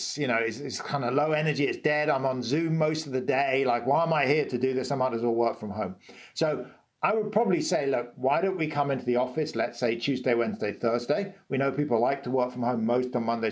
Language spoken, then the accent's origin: English; United Kingdom; I'm British